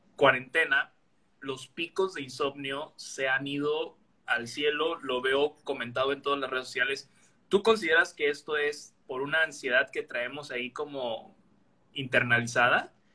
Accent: Veracruz, Mexico; moved away as an adult; now in Villahermosa, Mexico; Yo soy veracruzano, pero estoy en Villahermosa

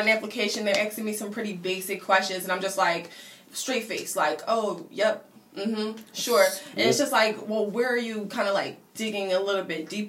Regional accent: Philadelphia, Pennsylvania, United States; also born or lived in Burlington, New Jersey; So I was born in New Jersey, but I lived in Philadelphia for, like, forever.

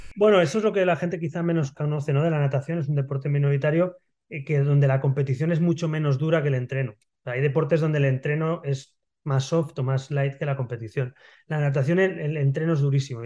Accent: Barcelona, Catalonia, Spain; also born or lived in Madrid; Yo soy, yo soy nacido en Barcelona, en el año 79, en Barcelona, en la Barceloneta, que es el barrio eh, marinero, digamos, de Barcelona

